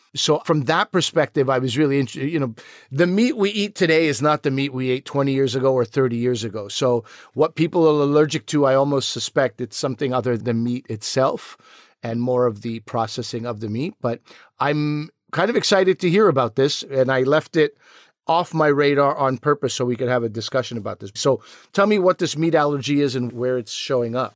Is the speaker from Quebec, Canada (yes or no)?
yes; Quebec, Canada; growing up in Quebec, it was a lot of, like, Anglo versus Francophone